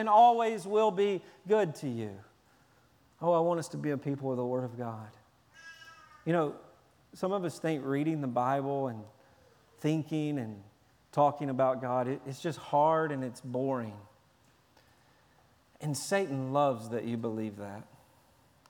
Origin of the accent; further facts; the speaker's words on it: Tennessee, United States; I'm from Tennessee